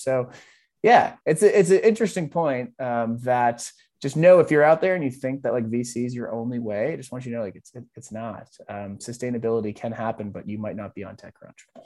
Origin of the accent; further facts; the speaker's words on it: Boston, Massachusetts, United States; growing up in Boston